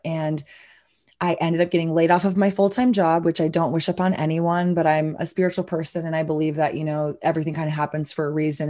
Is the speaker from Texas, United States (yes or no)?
yes; Austin, Texas, United States; I'm a born and raised Austinite, so Texan, obviously, but Austin really is my hometown